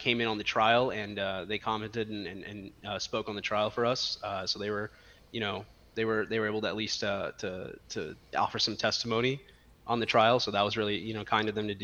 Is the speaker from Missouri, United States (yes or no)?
no; Texas, United States; I'm born and raised in Texas